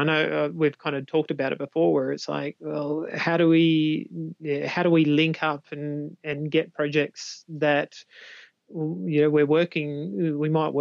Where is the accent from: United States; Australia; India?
Australia; I'm an Aussie.